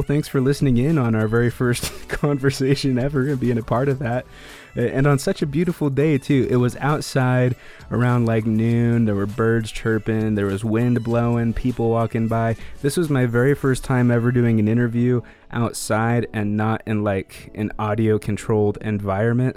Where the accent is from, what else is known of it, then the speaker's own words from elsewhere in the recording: Greeley, Colorado, United States; moved away; also born or lived in Denver / Idaho; I was born in Greeley.